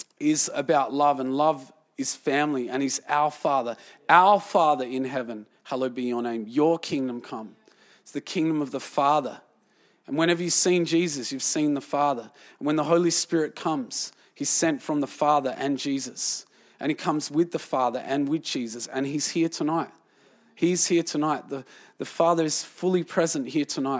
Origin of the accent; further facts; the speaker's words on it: Australia; I was from Australia